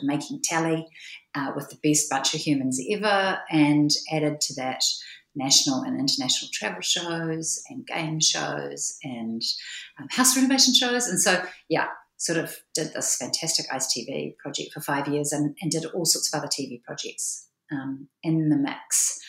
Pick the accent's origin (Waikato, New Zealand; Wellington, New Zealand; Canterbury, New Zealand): Wellington, New Zealand; also born or lived in England; I was born in Whanganui Atara in Wellington and spent my life growing up around different cities in New Zealand, and even had a stint overseas in England with my whānau as an early teenager.